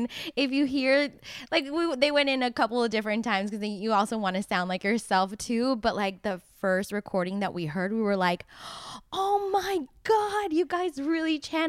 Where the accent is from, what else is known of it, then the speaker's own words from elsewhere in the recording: Miami, Florida, United States; I am from Miami.